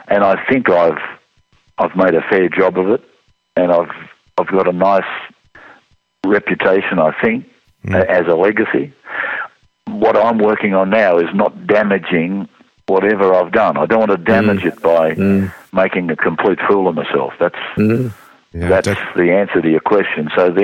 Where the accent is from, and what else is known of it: Junee, New South Wales, Australia